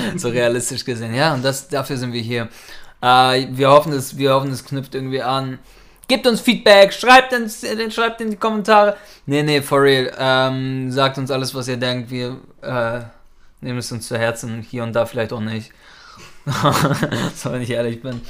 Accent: Norderstedt, Schleswig-Holstein, Germany; now in Hamburg, Germany; da groß geworden

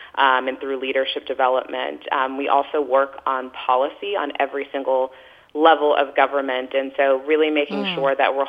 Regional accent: Texas, United States; moved away; growing up in Texas

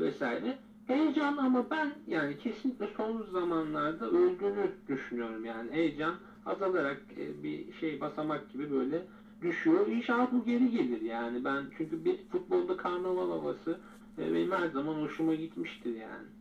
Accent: Turkey

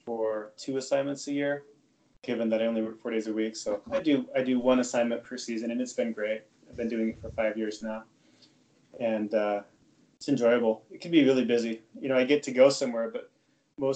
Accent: Utah, United States; moved away as an adult; also born or lived in New England / Ithaca, New York; I'm originally from Utah, so I ended up moving back to Utah about 5 years ago

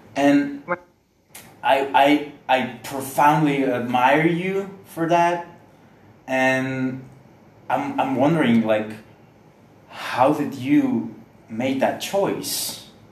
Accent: San Luis Potosí, Mexico; I'm from San Luis Potosi, which okay. is a city in Mexico.

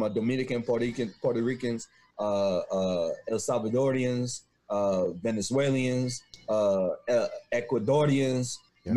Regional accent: Trinidad & Tobago; moved away; I'm from the West Indies

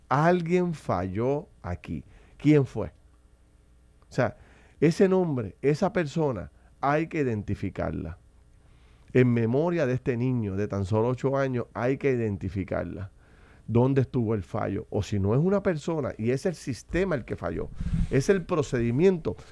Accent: Puerto Rico

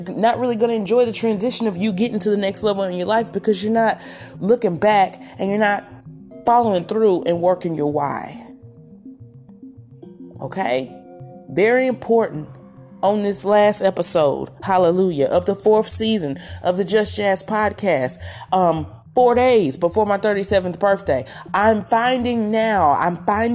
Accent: southern Mississippi, United States; this is my hometown area, but in the middle of the deep south of southern Mississippi

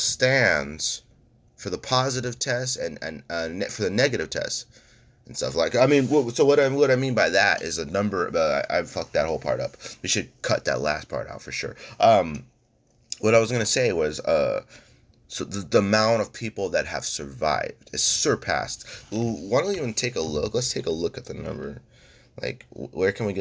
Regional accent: California, United States; I'm strictly a Californian

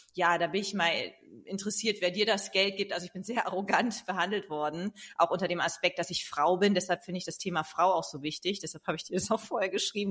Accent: East Frisia, Lower Saxony, Germany; now in Hamburg, Germany; dann bin ich nach Ostfriesland in meine Heimat gegangen

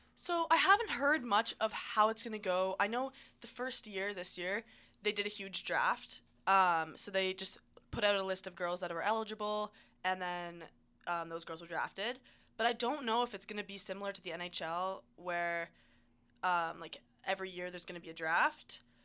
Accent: Ontario, Canada; I grew up in Ontario

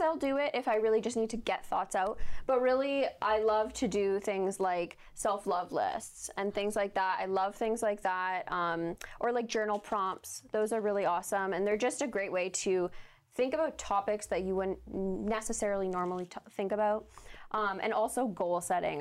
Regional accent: Canada

